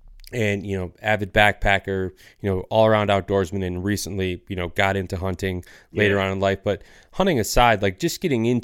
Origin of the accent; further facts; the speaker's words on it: Michigan, United States; I grew up in Northern Michigan in a, you know, fairly small rural community. So like that was a big part of my upbringing.